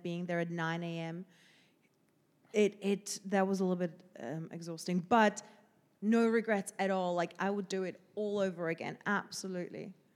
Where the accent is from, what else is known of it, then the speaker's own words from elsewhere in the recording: Slovakia; English is a second language; moved away as an adult; also born or lived in Southampton; now in London, United Kingdom; 'cause I'm Slovakian